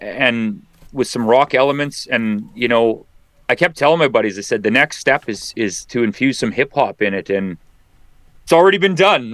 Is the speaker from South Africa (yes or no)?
no; near Dauphin, Manitoba, Canada; I grew up right close to Dauphin